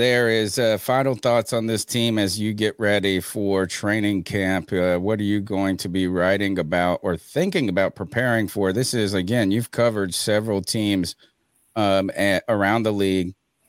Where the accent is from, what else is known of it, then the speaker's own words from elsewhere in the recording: Eastern North Carolina, United States; I'm from Eastern North Carolina, so I'm used to hot, humid.